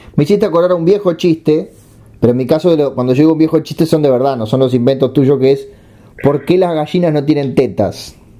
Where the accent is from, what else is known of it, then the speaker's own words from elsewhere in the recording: Uruguay; Soy uruguayo